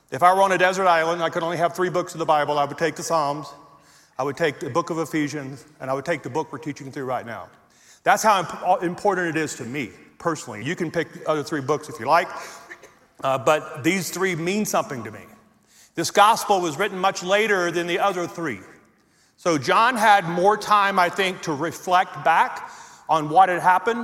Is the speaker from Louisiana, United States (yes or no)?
yes; Louisiana, United States; moved away as an adult; now in Colorado, United States; I was born and raised in Louisiana